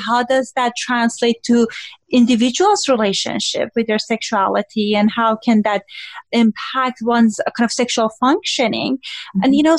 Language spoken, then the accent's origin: English; Iran; moved away; I grew up in Iran.